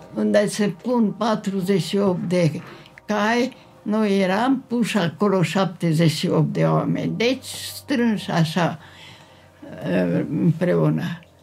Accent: Târgu Mureș, Mureș County, Romania; M-am născut la Târgu Mureș.

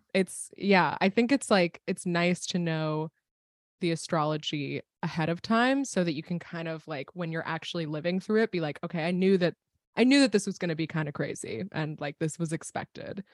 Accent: State College, Pennsylvania, United States; I was at Penn State at the time, which is where I grew up. I grew up in Pennsylvania.

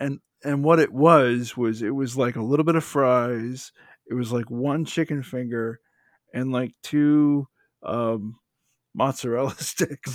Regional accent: United States; I'm coming from an, an, a perspective as an American

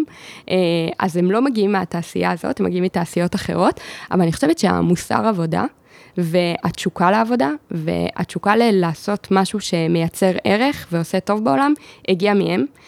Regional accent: Ra'anana, Central District, Israel; גדלתי ברעננה

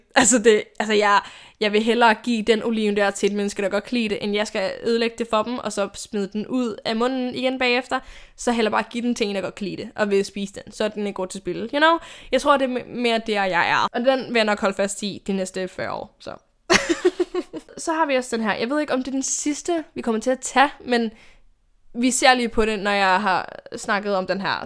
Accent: Odense, Southern Denmark, Denmark; now in Copenhagen, Denmark; min hjemby i Odense

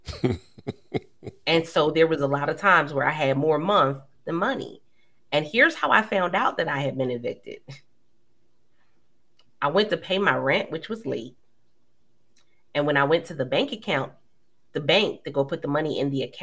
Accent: Philadelphia, Pennsylvania, United States; moved away as an adult; now in Maryland, United States; I was originally from Philly.

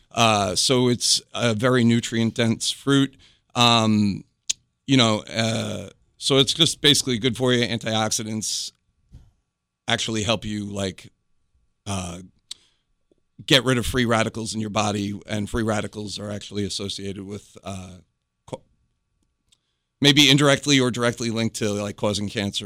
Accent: New York, United States; moved away as an adult; now in North Carolina, United States; I'm originally from New York

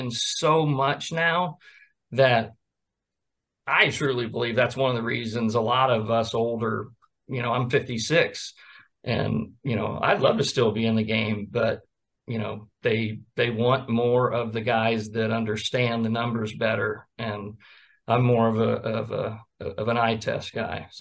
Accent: Sarasota, Florida, United States; I grew up in Sarasota

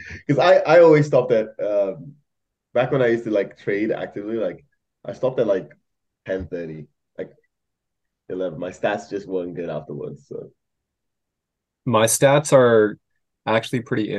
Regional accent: Malaysia; moved away as an adult; I grew up in Malaysia, and then this I did high school there for like 13 years, and then came over here to, yeah, go to college

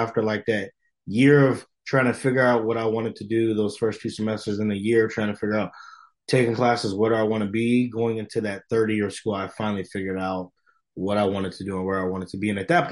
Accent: Chicago, Illinois, United States; moved away as an adult; now in Provo, United States; I'm from Chicago.

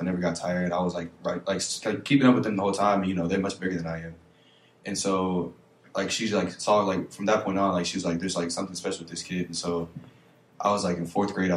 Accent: Lexington, Kentucky, United States; growing up in Lex. I mean, I have a lot of family here, obviously, so it was nice to stay home

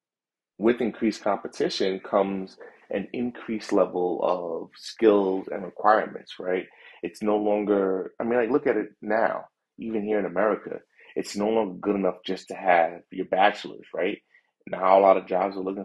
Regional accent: New York, United States; also born or lived in London; I'm a New Yorker, loud.

